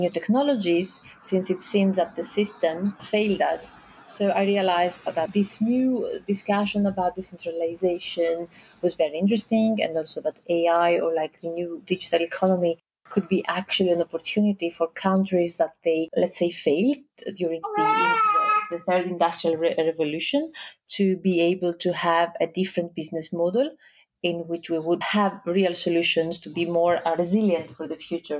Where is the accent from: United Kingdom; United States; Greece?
Greece; I come from Greece.